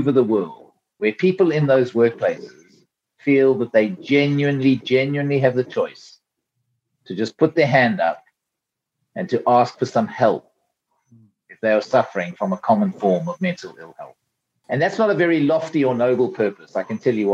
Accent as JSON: {"language": "English", "country": "South Africa", "accent": "South African", "moved": "as an adult", "lives_now": "United Kingdom", "said": "I'm a South African through and through, though I live in the UK now and I've been here for a long, long time, but I have not lost my South African accent."}